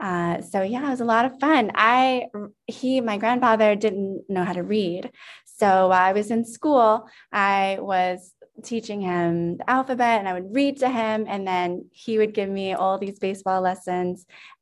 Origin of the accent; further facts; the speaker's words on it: Houston, Texas, United States; So I'm a Texas girl. I'm from Houston.